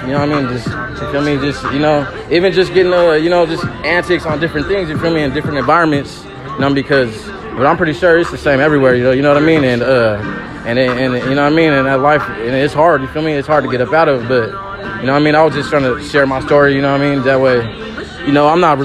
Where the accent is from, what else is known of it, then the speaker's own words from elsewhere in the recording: Sacramento, California, United States; I'm from Oak Park, Sacramento